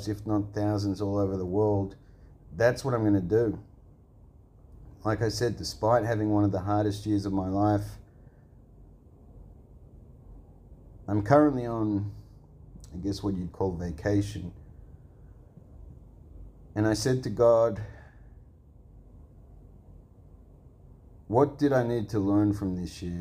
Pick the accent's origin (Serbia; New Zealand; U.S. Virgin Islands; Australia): Australia; I'm from Australia.